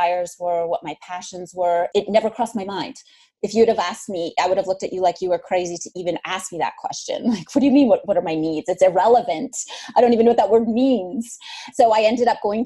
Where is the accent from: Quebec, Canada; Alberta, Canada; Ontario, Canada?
Ontario, Canada; Northern; moved away; I grew up in Northern Ontario.